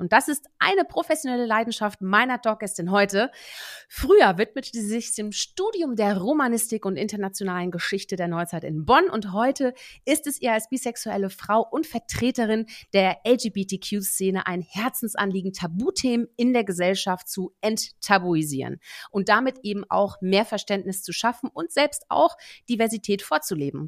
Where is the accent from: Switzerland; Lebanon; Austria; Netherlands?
Netherlands; also born or lived in Germany; ich bin ja Niederländerin, ne, Deutsch-Niederländerin